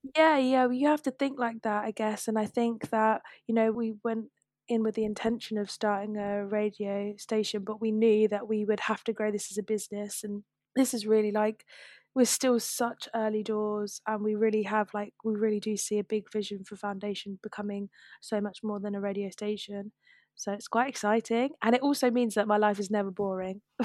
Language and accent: English; London, United Kingdom; I'm from South London, I've grown up here